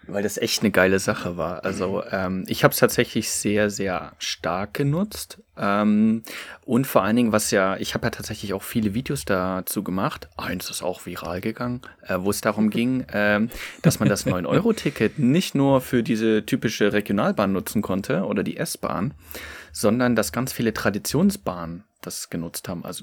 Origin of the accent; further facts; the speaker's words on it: Saxony, Germany; also die sächsische Schweiz, wo ich herkomme, das Elbsandsteingebirge wirklich fast ohnegleichen in, in Deutschland und Mitteleuropa ist.